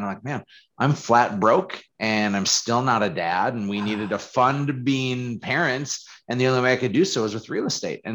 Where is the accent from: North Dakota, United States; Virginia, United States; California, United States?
North Dakota, United States; Fargo; who I was growing up in Fargo